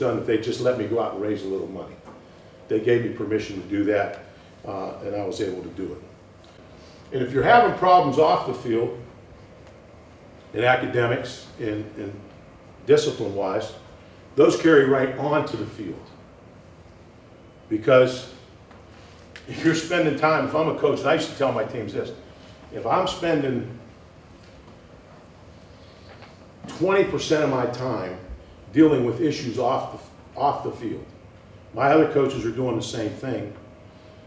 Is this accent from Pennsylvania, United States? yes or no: yes; Pittsburgh, Pennsylvania, United States; now in Madison, United States; I grew up in Pittsburgh